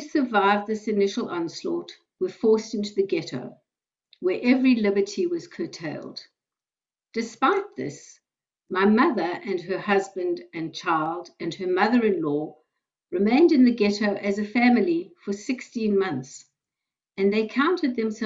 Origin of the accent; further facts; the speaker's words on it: South Africa; moved away as an adult; now in Australia; I was born in South Africa and I emigrated to Australia in 1991, where I live with my husband